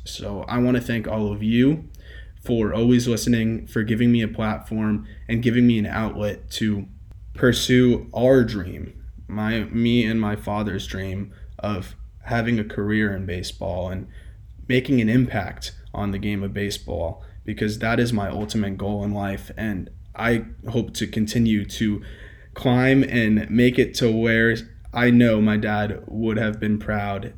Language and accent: English; Fort Lauderdale, Florida, United States; I grew up in Fort Lauderdale